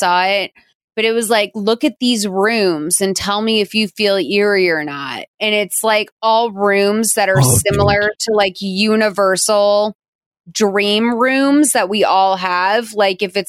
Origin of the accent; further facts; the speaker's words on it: Boston, Massachusetts, United States; as a Bostonian